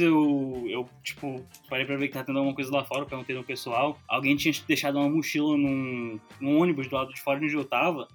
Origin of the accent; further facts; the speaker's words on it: Manaus, Amazonas, Brazil; moved away; eu cresci em Manaus